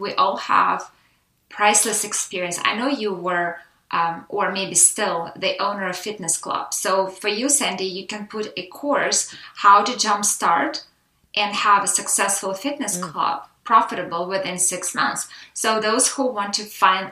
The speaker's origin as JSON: {"language": "English", "country": "Russia", "moved": "yes", "lives_now": "United States", "said": "I am Russian American"}